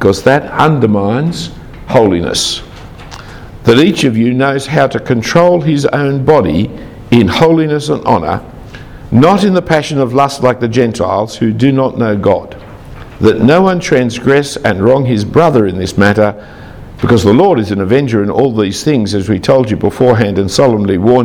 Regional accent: Sydney, New South Wales, Australia; I grew up in the Jewish part of Sydney.

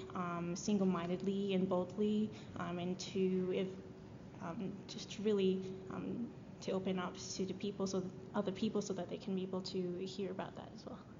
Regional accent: Japan; now in Sydney, Australia; I was born in Japan and um, I went to an international school there

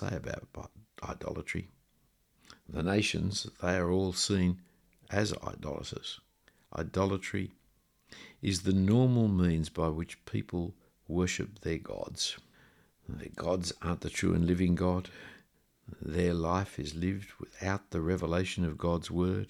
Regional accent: Australia; the reason I'm an Australian is because of decisions made several generations ago by my great-great-grandparents to leave where they came from to come here

